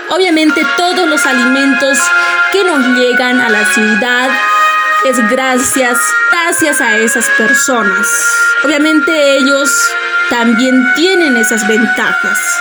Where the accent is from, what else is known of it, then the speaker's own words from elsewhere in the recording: Bolivia; nosotros como bolivianos